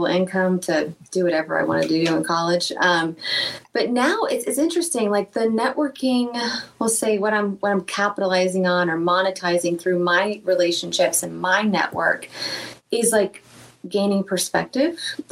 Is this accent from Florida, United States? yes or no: yes; Lakeland, Florida, United States; when I was a waitress in Lakeland, Florida, my hometown.